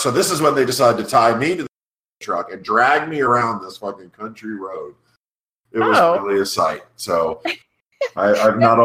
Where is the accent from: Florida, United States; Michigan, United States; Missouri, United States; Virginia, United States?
Florida, United States; South; moved away as an adult; also born or lived in Connecticut; I grew up in South Florida, so I'd really never seen snow until I was 18.